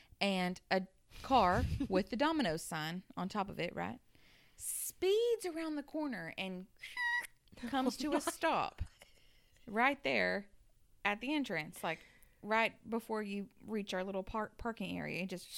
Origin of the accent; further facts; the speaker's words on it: Arizona, United States; I'm 39. I'm 39. I'm from Arizona.